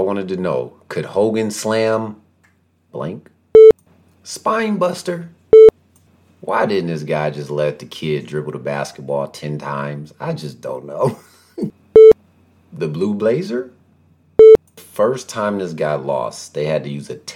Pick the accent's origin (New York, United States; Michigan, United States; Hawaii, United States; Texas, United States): Michigan, United States; I grew up in Michigan